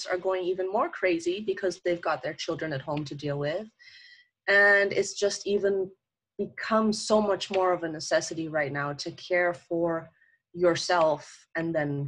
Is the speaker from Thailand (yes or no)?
yes; Thailand; also born or lived in Germany / Kenya; I was born in Germany, but I grew up in Africa, so in Kenya, in Thailand, which is in Asia. I did all my high school, all my university there.